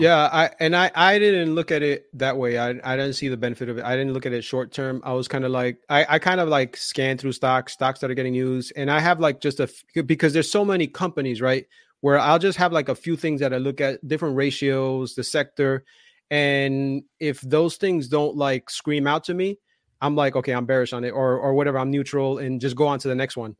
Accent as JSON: {"language": "English", "town": "Union City", "region": "New Jersey", "country": "United States", "tie": "born or raised there", "said": "I grew, I grew up in Jersey, and the city that I grew up in is called Union City"}